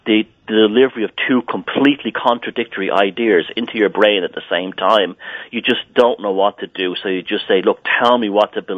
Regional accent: Ireland; even though I grew up in Southern Ireland.

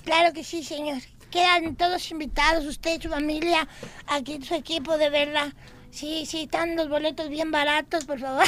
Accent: Mexico; now in United States; sí soy mexicano

